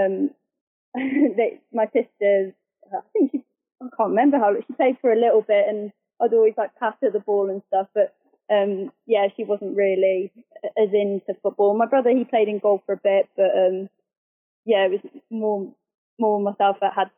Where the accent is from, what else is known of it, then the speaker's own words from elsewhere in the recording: Telford, West Midlands, United Kingdom; moved away as an adult; also born or lived in Shrewsbury / Devon; now in Southampton, United Kingdom; I was from the West Midlands. So I was born in Shrewsbury, and I grew up in a little village in Telford